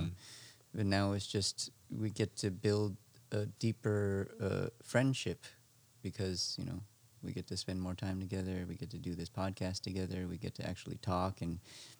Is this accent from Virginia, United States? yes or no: no; Las Vegas, Nevada, United States; We were born in Las Vegas